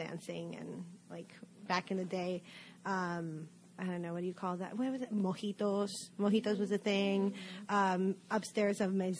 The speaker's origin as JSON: {"language": "English", "region": "Lima", "country": "Peru", "tie": "born or raised there", "moved": "as an adult", "lives_now": "New Orleans, United States", "said": "I'm born and raised in Lima, and I moved here for school."}